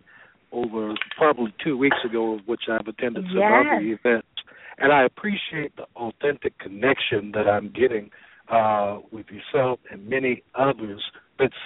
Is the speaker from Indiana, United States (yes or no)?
yes; Gary, Indiana, United States; moved away as an adult; now in Atlanta, United States; I'm originally from Gary, Indiana. I graduated from Roosevelt High School there in 1986